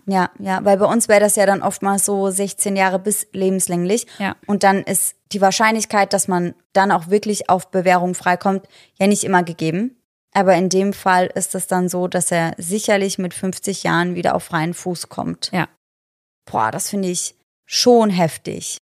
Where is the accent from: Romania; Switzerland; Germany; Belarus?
Germany; bei uns in Deutschland